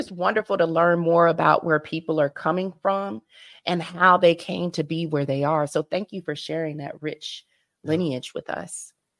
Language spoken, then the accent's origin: English; North Carolina, United States; accent: American; I grew up in North Carolina, but my family is all over the country, mainly on the East Coast and Midwest.